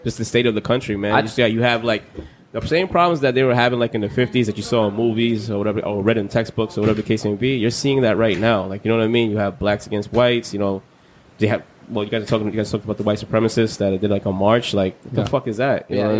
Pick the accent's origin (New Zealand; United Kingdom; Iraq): Iraq; I'm from. Yo, no joke. I'm from Iraq.